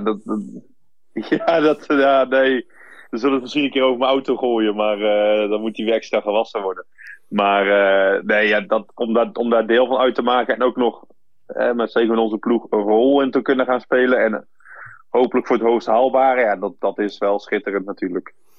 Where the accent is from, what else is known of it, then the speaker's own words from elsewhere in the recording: Flanders, Belgium; ik ben in Vlaanderen opgegroeid